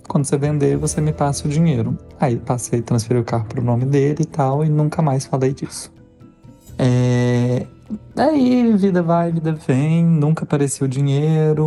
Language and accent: Portuguese; Belo Horizonte, Minas Gerais, Brazil; moved away as an adult; also born or lived in São Paulo; eu sou de BH